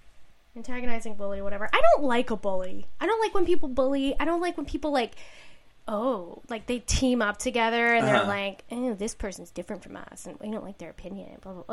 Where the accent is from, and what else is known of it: New Jersey, United States